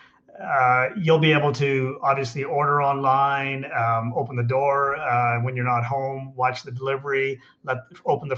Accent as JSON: {"language": "English", "town": "Calgary", "region": "Alberta", "country": "Canada", "tie": "born or raised there", "also_born_or_lived": "Vancouver, Canada", "moved": "as an adult", "said": "I grew up in Calgary"}